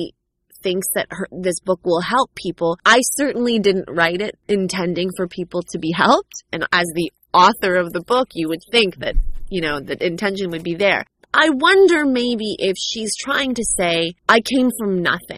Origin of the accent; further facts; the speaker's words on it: Canada; growing up a cultural ethnic minority in North America. In America, in the U.S., I'm sure it's an entirely different narrative, but in Canada, for me, it was strange.